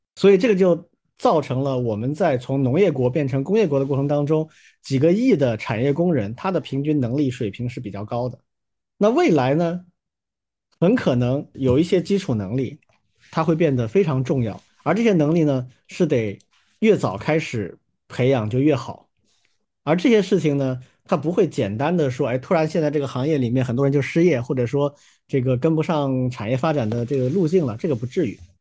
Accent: China; 我们中国人就这样吧

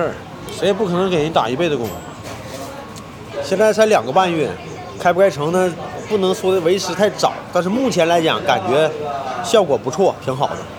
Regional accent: Heilongjiang, China; also born or lived in Beijing; now in Shenyang, China; 我家不是沈阳的，我家是黑龙江的。

